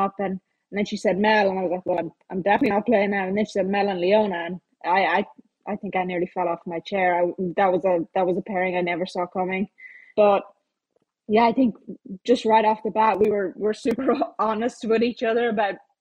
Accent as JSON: {"language": "English", "country": "Ireland", "said": "me being Irish"}